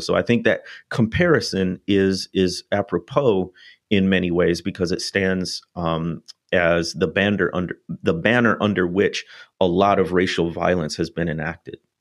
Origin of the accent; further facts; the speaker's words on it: North Shore of Illinois, United States; moved away as an adult; now in Mississippi, United States; going from the North Shore of Illinois down to what one author calls the most southern place on earth